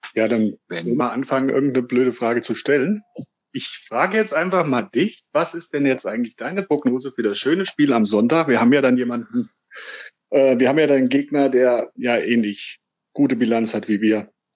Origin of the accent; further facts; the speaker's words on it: Gemünden, Hesse, Germany; ich komme aus dem schönen Nordhessen, Gmünden bei Marburg